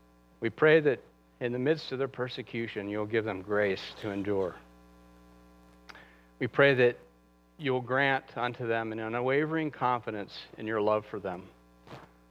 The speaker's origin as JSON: {"language": "English", "country": "United States", "said": "we as American Christians, we live in such comfort"}